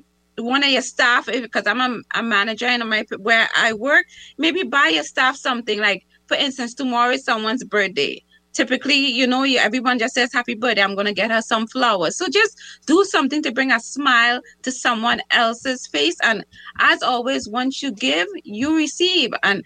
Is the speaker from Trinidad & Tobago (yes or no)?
yes; Trinidad & Tobago; now in United States; I'm from Trinidad